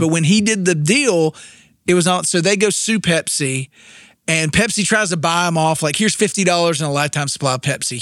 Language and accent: English; Winston-Salem, North Carolina, United States; I grew up in Winston-Salem, North Carolina